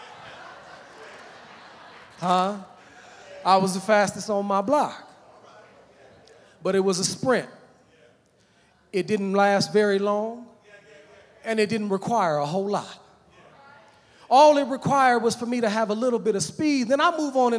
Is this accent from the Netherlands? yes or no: no; United States; When I was growing up as a little boy, amen, I grew up in Park Hill